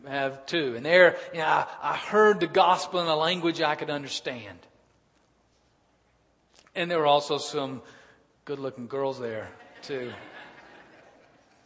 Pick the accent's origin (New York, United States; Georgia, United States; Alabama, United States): Alabama, United States; Birmingham; I was born and raised in Birmingham, Alabama.